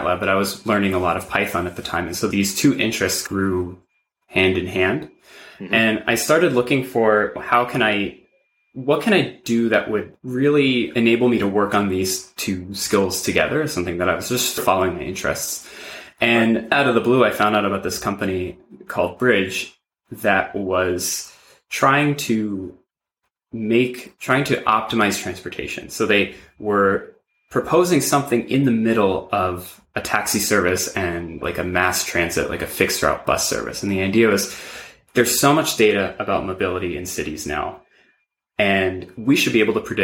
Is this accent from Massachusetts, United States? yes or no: no; New York City, New York, United States; I grew up in New York City